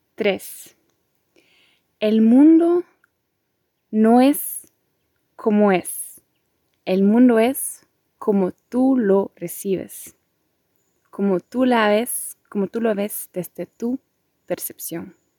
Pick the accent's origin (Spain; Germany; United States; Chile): Germany; also born or lived in Costa Rica; soy de Alemania, mi familia es de Polonia, ahora también me encuentro en Alemania